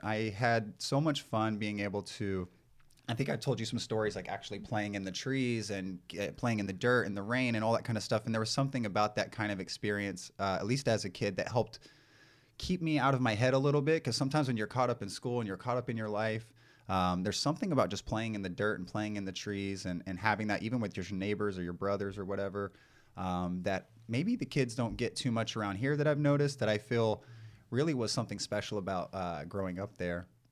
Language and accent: English; East Texas, United States; moved away as an adult; also born or lived in San Diego / Los Angeles; growing up in East Texas, I grew up in a, a home with four boys